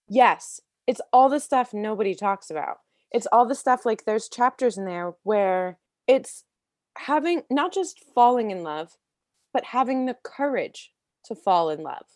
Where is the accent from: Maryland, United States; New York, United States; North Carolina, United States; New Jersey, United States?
Maryland, United States; D.C.; I was born outside of Washington, D C, in Maryland, and I grew up being a very creative kid